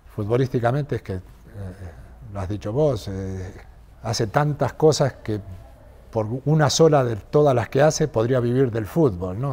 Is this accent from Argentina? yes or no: yes; Argentina; now in Madrid, Spain